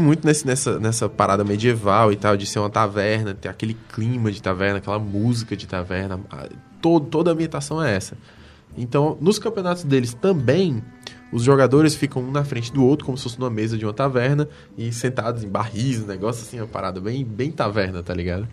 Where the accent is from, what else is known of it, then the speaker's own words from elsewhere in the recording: Brazil; a gente é brasileiro